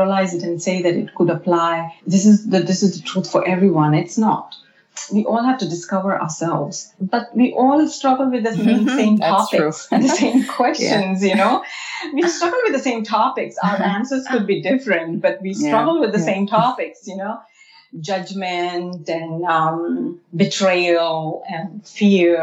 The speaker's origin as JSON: {"language": "English", "country": "India", "tie": "born or raised there", "moved": "yes", "said": "I grew up in India"}